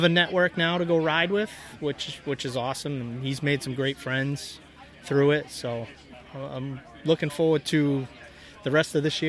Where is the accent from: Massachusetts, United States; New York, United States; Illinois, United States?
Massachusetts, United States; Dartmouth; We're from Dartmouth, Mass.